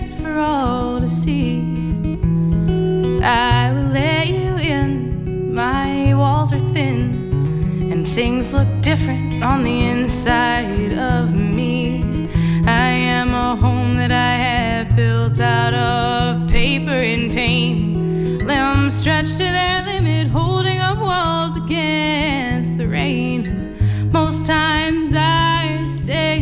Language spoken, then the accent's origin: English; Bethlehem, Pennsylvania, United States; moved away as an adult; also born or lived in Pittsburgh, Pennsylvania / New Jersey; now in Boston, United States; I grew up in Bethlehem, Pennsylvania.